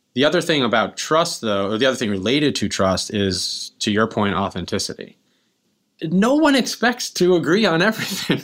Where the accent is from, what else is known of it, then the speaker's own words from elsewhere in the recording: Kingston, New York, United States; I grew up here in Kingston, and, uh, my family's been here five generations